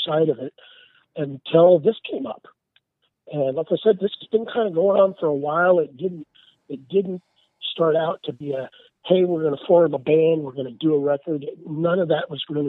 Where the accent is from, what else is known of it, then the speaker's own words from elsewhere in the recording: Nebraska, United States; I'm originally from Nebraska. I'm from the Midwest